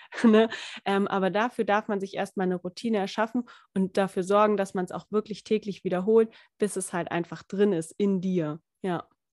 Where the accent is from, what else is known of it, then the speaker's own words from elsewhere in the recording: Lindau, Bavaria, Germany; ich komme ja aus Lindau, Lindau am Bodensee